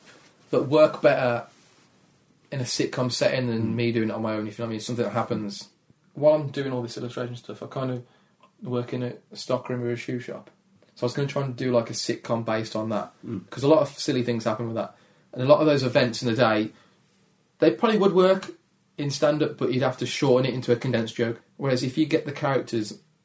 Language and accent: English; Dudley, West Midlands, United Kingdom; accent: Dudley; My accent is quite, yeah, it's quite gravelly. It's friendly, gravelly, sad, but won't rob you. Do you know what I mean? Like Dudley Gravelly sad.